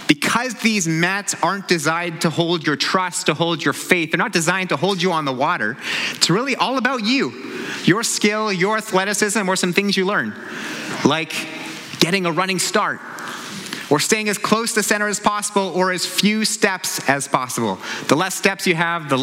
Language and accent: English; New Westminster, British Columbia, Canada; I grew up in New Westminster, about a 30-minute drive from here, one of the suburbs of Vancouver.